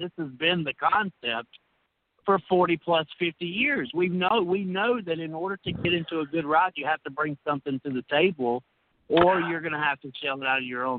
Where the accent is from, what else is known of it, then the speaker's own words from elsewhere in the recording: Alabama, United States; now in Mississippi, United States; See, Brandon, I'm from Mississippi. I'm originally from Alabama.